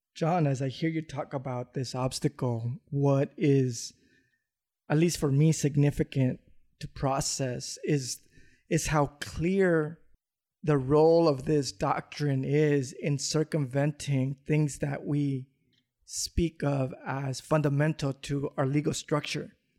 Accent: Los Angeles, California, United States; growing up in South Central

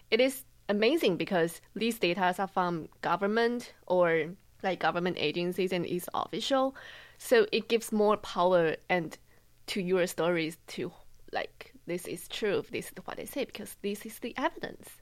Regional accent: Taiwan; moved away as an adult; now in Boston, United States; I'm from Taiwan.

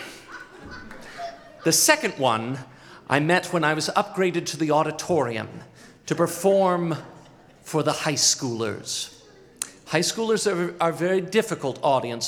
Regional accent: Boise, Idaho, United States; my hometown of Boise, Idaho

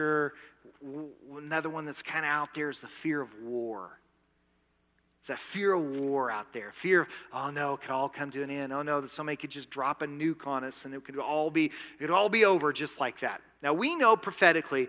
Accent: United States

